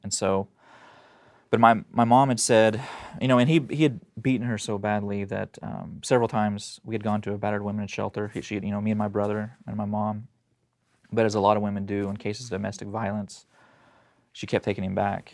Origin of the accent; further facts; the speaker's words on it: Tulsa, Oklahoma, United States; I was born in Tulsa, Oklahoma, and so that's where all this happened. I was born, um, in nineteen eighty, and kinda grew up